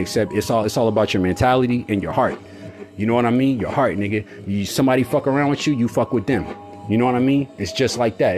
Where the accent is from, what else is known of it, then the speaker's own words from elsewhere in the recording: Sacramento, California, United States; Growing up in Sacramento